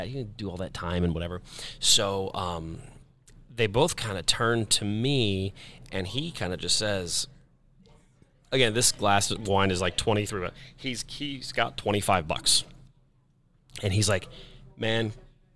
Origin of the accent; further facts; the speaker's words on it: Kansas City, Missouri, United States; I'm from Kansas City, but here in Vegas